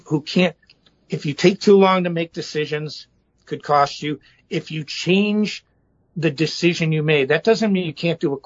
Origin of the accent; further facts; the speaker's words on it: Chicago, Illinois, United States; I'm from Chicago